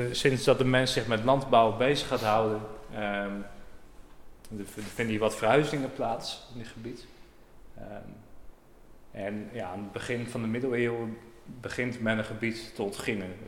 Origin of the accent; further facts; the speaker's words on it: Urk, Flevoland, Netherlands; ik ben uh, nou, opgegroeid op Urk